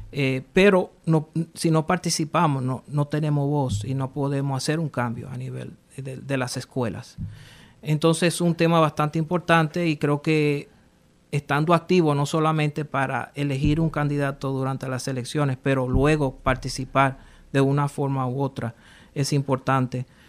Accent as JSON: {"language": "Spanish", "region": "Rhode Island", "country": "United States", "tie": "born or raised there", "also_born_or_lived": "New York / Dominican Republic (ancestry)", "said": "crecí aquí casi toda mi vida"}